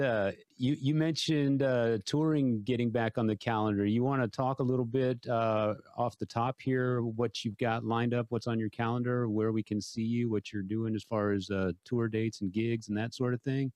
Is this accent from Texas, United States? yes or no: yes; San Antonio, Texas, United States; 3,000 of my hometown friends